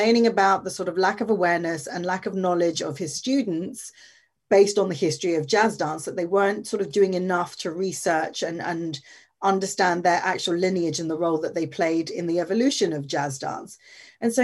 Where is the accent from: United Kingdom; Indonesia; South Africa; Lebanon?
United Kingdom; London; I was born in London, born and raised in London